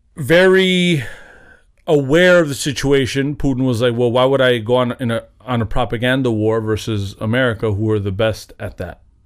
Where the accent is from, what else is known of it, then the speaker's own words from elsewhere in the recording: United States; I'm an American